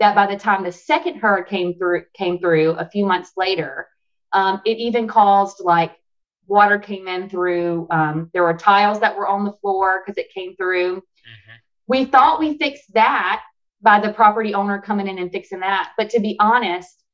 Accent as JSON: {"language": "English", "town": "Alexandria", "region": "Louisiana", "country": "United States", "tie": "born or raised there", "moved": "yes", "said": "I moved back to my hometown of Alexandria, Louisiana in 2019"}